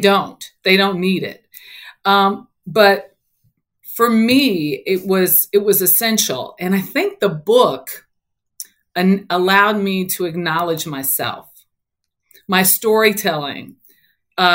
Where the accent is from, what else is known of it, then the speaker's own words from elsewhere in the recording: Los Angeles, California, United States; So I grew up in South Central Los Angeles. And I grew up in my neighborhood, middle class families with, you know, mothers and fathers.